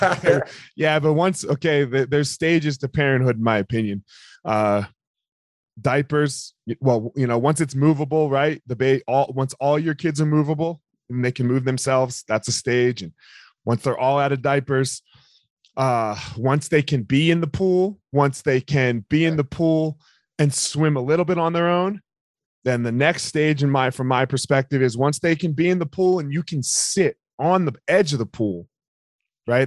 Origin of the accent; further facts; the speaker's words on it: Philadelphia, Pennsylvania, United States; I grew up in Philadelphia, so we're right outside of Philadelphia